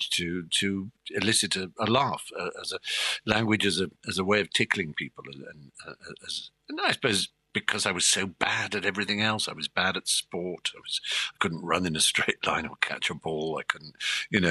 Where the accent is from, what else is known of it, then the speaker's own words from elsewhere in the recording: Norfolk, East Anglia, East of England, United Kingdom; I grew up in the East Anglia in Norfolk and in the countryside